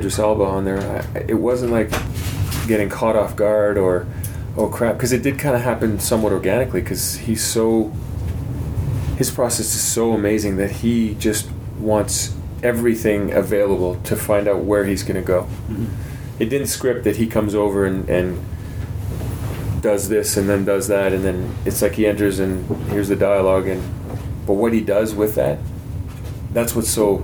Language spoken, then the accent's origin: English; Canada